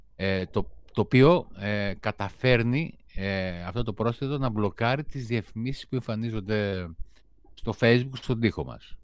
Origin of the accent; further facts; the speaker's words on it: Greece; ως Έλληνες